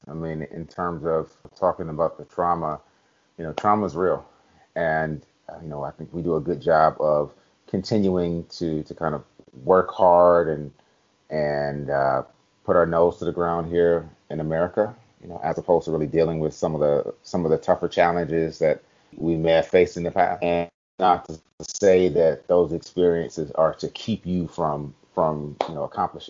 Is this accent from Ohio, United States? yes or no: yes; Cleveland, Ohio, United States; also born or lived in Germany; So, but yeah, I grew up in Cleveland. My parents divorced at two, and actually lived in Germany for a little while.